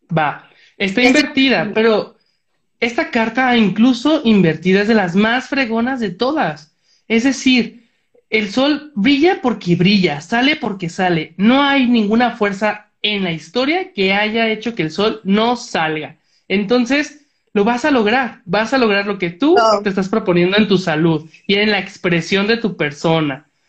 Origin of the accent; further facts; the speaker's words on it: Tlaquepaque, Jalisco, Mexico; Talib y yo somos de Tlaquepaque